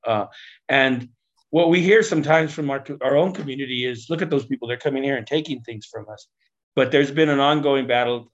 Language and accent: English; Denver, Colorado, United States; I grew up in Denver's West Side Barrio